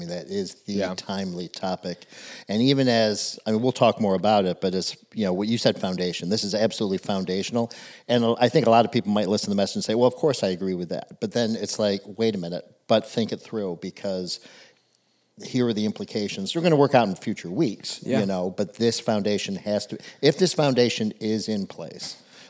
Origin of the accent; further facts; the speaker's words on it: Charleston, South Carolina, United States; born there; I was born in Charleston, South Carolina, actually.